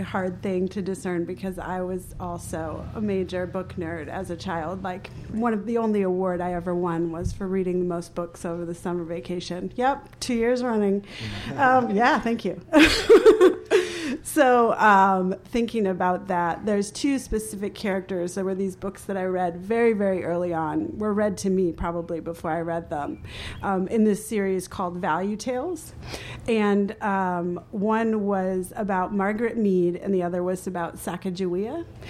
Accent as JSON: {"language": "English", "town": "Bogota", "region": "Bogotá Capital District", "country": "Colombia", "tie": "born there", "said": "I'm an adoptee. I was born in Bogota, Colombia, and I'm adopted to a white family."}